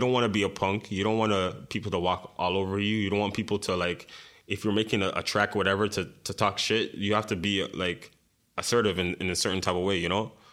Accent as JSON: {"language": "English", "town": "Montreal", "region": "Quebec", "country": "Canada", "tie": "born or raised there", "said": "growing up in Montreal"}